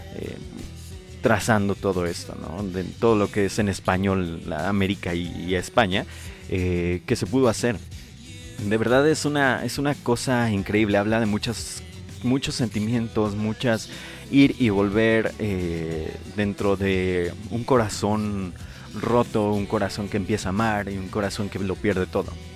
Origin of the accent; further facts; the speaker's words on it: Michoacán, Mexico; del lugar de donde yo soy